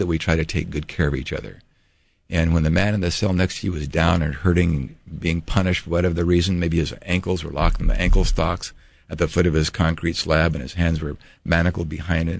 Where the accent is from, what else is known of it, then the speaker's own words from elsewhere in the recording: California, United States; moved away as an adult; now in Hawaii, United States; born and raised in California, I called myself a Californian